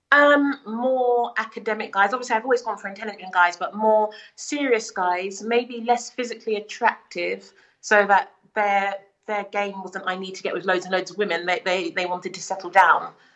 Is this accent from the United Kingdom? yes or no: yes; United Kingdom; I'm also British, but I'm black